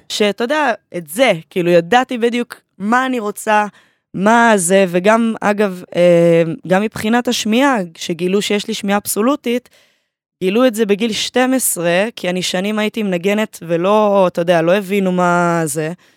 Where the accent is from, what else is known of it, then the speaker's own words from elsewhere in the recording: Haifa, Haifa District, Israel; אני מהקריות, אה, מקריית חיים